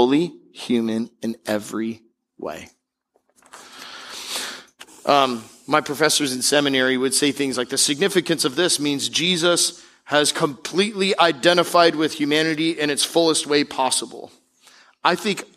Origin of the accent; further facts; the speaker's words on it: Tampa Bay area, Florida, United States; I grew up in the Tampa Bay area